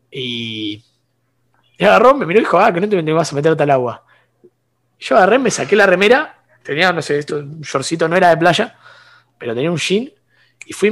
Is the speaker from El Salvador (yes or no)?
no; San Bernardo, Buenos Aires Province, Argentina; de, pues la, costa, atlántica de San Bernardo.